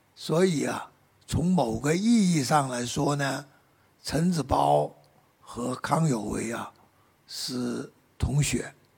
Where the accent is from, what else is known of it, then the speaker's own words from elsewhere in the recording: Guangdong, China; Chinese is a second language; 按照我们广东人岭南的习惯